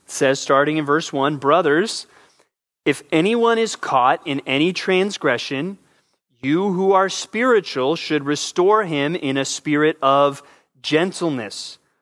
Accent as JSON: {"language": "English", "town": "San Antonio", "region": "Texas", "country": "United States", "tie": "born or raised there", "also_born_or_lived": "Southern California", "moved": "yes", "said": "I spent most of my youth in San Antonio, Texas. We moved there from Southern California"}